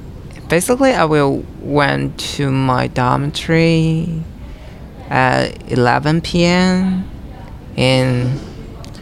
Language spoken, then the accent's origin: English; Nanjing, Jiangsu, China; moved away as an adult; I'm from Nanjing, China